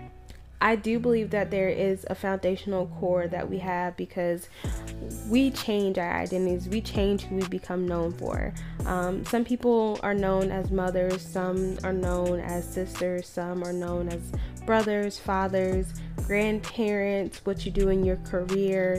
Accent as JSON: {"language": "English", "area": "Maryland, Virginia", "region": "DMV area", "country": "United States", "moved": "yes", "said": "I'm known to be from Maryland, Virginia, the DMV area"}